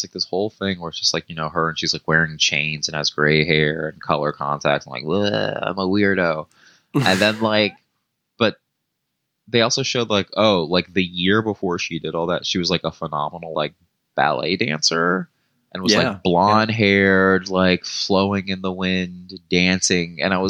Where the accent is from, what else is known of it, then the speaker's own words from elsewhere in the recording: Marietta, Georgia, United States; I'm from Georgia and that's just what people, it's like everyone had trucks, everyone built their own stuff, like, you know what I mean? Like, and I'm from Marietta, so it's not like I wasn't in like the woods